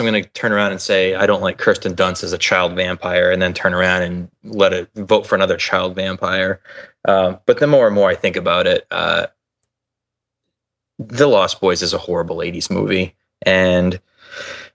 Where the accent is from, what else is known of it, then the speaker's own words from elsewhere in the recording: New England, United States; I'm from New England, so I don't hear a lot of people who actually talk like me